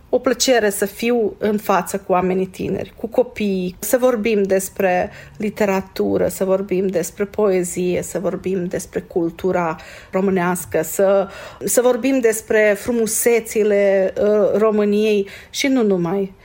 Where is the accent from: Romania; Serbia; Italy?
Serbia; Seleuš, Vojvodina; also born or lived in Alibunar, Serbia / Vršac, Serbia; M-am născut la Seleuș, a mers la uh, Seleuș, la școala primară, primele patru clase, uh, după aceea la Libunar, uh, clasele 5-8